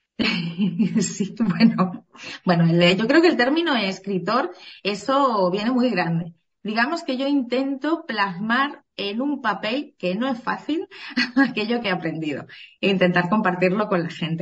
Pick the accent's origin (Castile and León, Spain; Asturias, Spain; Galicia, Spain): Asturias, Spain; moved away as an adult; also born or lived in Benidorm; Yo de origen soy asturiana